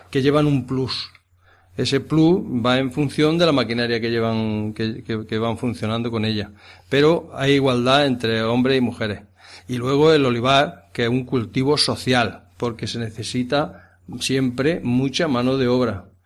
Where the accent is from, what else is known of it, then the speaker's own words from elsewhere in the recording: Villacarrillo, Andalusia, Spain; born there; nací en Villacarrillo, pero me llevaron casi desde aquí, desde el Cortijo.